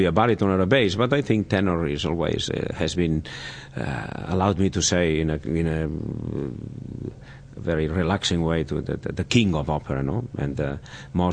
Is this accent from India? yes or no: no; Barcelona, Catalonia, Spain; in my hometown in Barcelona